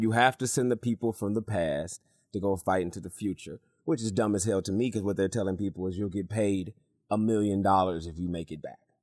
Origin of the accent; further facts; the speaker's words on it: Michigan, United States; also born or lived in North Carolina; I'm from Michigan